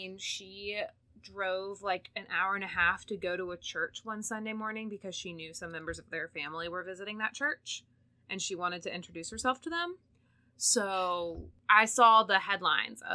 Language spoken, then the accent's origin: English; the South, United States; I'm from the South